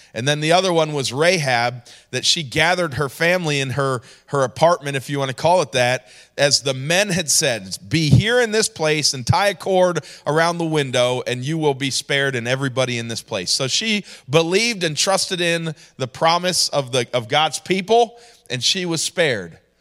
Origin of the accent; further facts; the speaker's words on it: New York, United States; moved away; also born or lived in Georgia; I grew up in New York